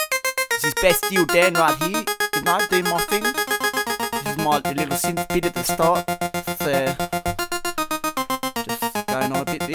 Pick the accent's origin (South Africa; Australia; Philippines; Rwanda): South Africa; No, I'm from South Africa. A lot of people don't know that.